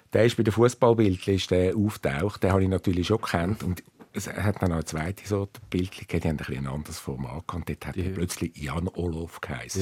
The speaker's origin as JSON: {"language": "German", "region": "suburbs of Zurich", "country": "Switzerland", "tie": "born or raised there", "said": "ich bin im Speckgürtel von Zürich aufgewachsen"}